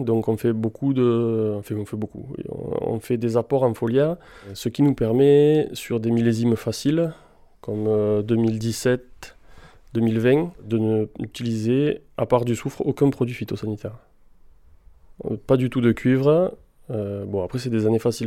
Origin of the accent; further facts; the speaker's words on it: Carcassonne, Occitania, France; also born or lived in Bordeaux / Margaux; Je suis né sur Carcassonne euh, il y a déjà 40 ans